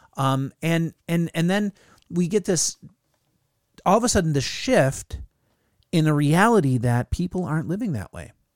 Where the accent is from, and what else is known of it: United States